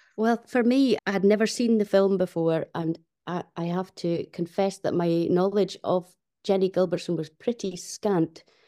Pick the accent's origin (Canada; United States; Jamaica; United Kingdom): United Kingdom; Fair Isle, Shetland, Scotland; my childhood growing up on Fair Isle